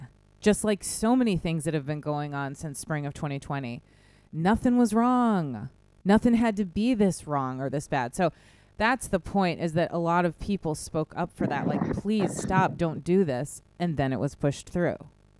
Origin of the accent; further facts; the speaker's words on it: Midwest, United States; This is very much like the town I grew up in the Midwest.